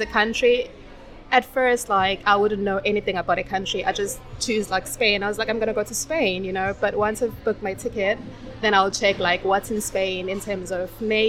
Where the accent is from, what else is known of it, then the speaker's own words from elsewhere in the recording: South Africa; moved away as an adult; also born or lived in China; now in Qatar; I am from South Africa